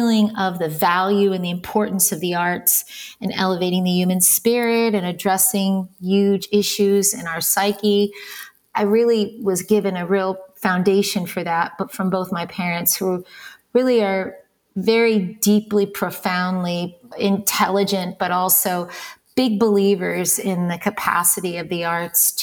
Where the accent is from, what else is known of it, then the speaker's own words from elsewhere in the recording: New York City, New York, United States; I was born in New York City, born to Olympia